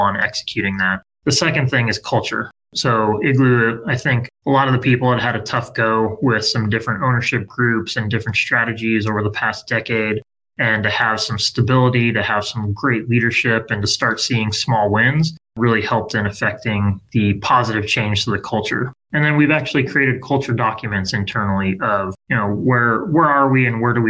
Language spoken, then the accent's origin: English; Southern California, United States; Born and raised in Southern California, 80s baby. So grew up skateboarding and surfing here